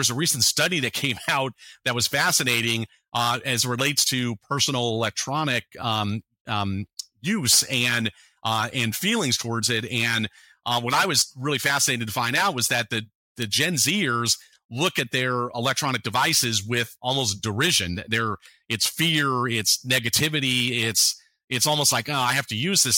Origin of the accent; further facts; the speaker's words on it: San Francisco Bay Area, California, United States; I grew up in the San Francisco Bay Area